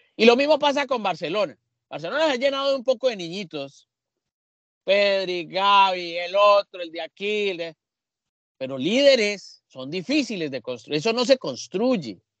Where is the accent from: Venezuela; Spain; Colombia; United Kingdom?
Colombia